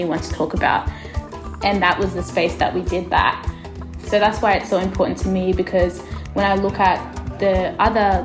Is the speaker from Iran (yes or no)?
no; Australia; also born or lived in Ethiopia; I was adopted from Ethiopia to Australia when I was 2 years old.